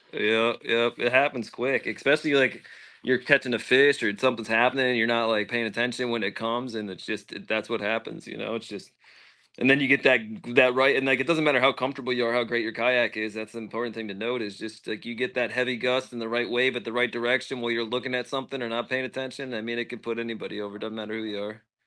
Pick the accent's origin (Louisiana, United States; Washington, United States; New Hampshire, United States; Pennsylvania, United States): Pennsylvania, United States; I'm from Pennsylvania